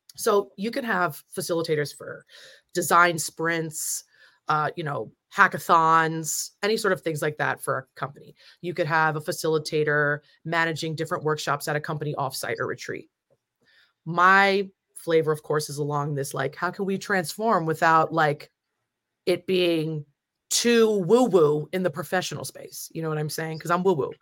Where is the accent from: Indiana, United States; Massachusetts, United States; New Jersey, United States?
New Jersey, United States; I'm from Jersey